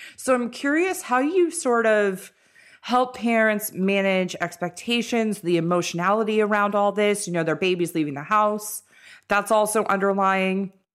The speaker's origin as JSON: {"language": "English", "town": "Los Angeles", "region": "California", "country": "United States", "said": "we're all from Los Angeles and went to school up north"}